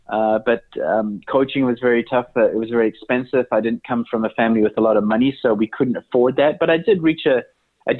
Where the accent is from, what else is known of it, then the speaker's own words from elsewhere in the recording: Johannesburg, Gauteng, South Africa; I was brought up in South Africa, which obviously has a very good climate. I was brought up in Johannesburg. That's where I went to school.